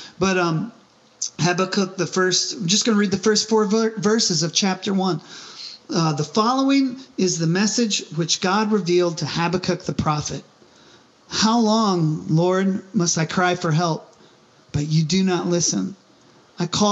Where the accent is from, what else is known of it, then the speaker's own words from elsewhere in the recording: United States; as an American, as a veteran, of the military